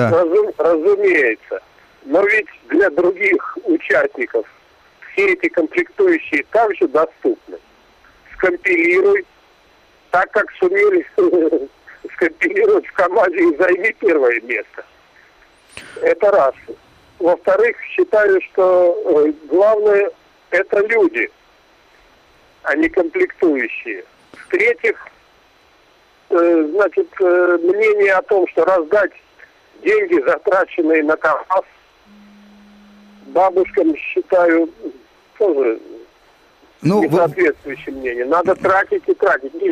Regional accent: Matrosovo, Kaliningrad Oblast, Russia; Матросово Полесского района.

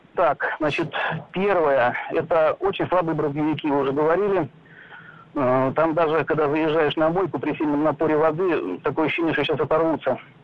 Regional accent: Kazan, Tatarstan, Russia; я сам из Казани

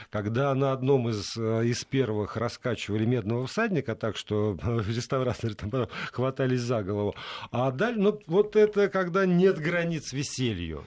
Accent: Saint Petersburg, Russia; moved away as an adult; now in Moscow, Russia; я уехал из, из Петербурга 14 лет назад

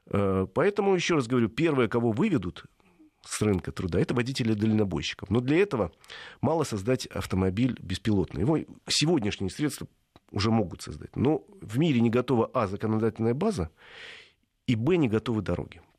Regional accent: Stary Oskol, Belgorod Oblast, Russia; Старый Оскол просто мой родной город

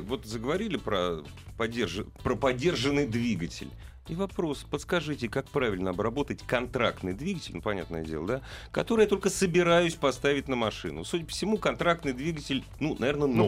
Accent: Russia; Так получилось, что я вырос в России. Я родился в нашей стране, которую очень люблю. Я вырос здесь

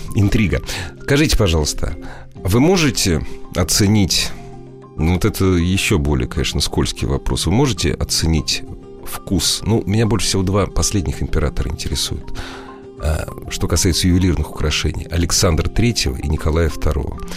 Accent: Moscow, Russia; мы москвичи

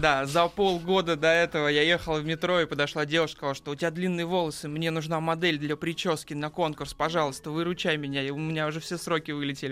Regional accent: Saint Petersburg, Russia; я питерский

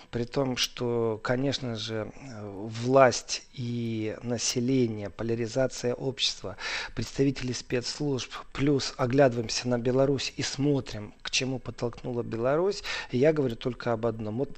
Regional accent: Moldova; я говорю, я приехал из Молдовы.

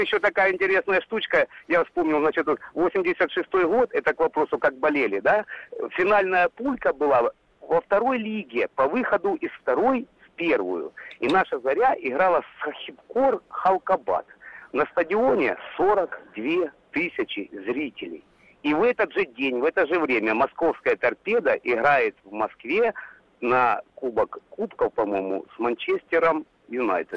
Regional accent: Luhansk, Luhansk Oblast, Ukraine; Я из Луганска

